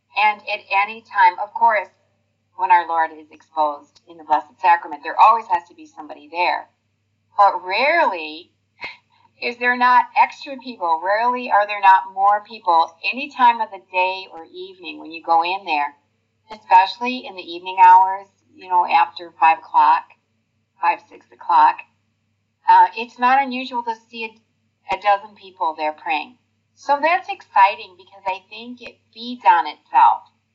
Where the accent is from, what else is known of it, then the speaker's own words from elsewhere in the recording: Detroit, Michigan, United States; moved away; I'm originally from Detroit, Michigan, and we've lived in a few other states, but we've been here for 28 years.